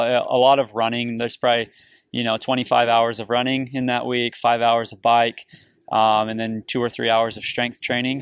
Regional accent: St. George, Utah, United States; now in Cedar City, United States; I grew up in Southern Utah, in Saint George, Utah. I live in Cedar City, Utah now.

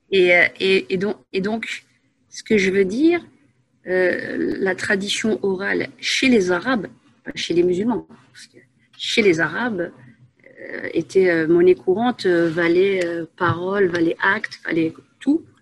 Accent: Asnières-sur-Seine, Île-de-France, France; moved away as an adult; also born or lived in Paris / Saint-Gratien / Enghien-les-Bains; now in Belgium; à la base une Parisienne. je suis née à Paris 14e, j'ai vécu, j'ai passé mon enfance à Agnières-sur-Seine

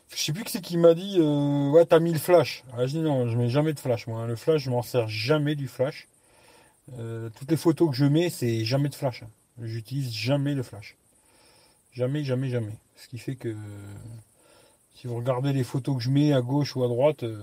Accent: Lyon, Auvergne-Rhône-Alpes, France; born there; Pourtant, je suis né à Lyon. Maintenant, je suis dans un village tranquille, pas de bouchons.

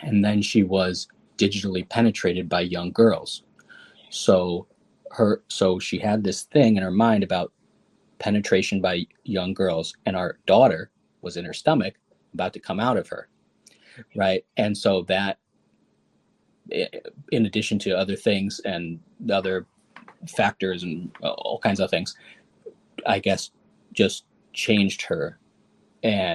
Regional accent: Chicago, Illinois, United States; I was born in Chicago, and I went to Cornell University and WashU Law School

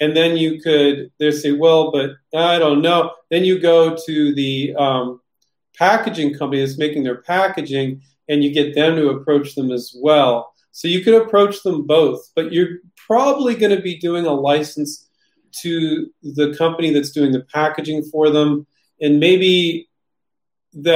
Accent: Silicon Valley, California, United States; growing up in Silicon Valley

